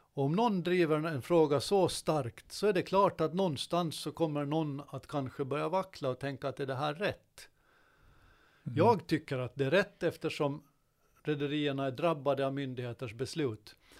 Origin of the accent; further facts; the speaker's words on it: Godby, Åland Islands; under min uppväxt i Godby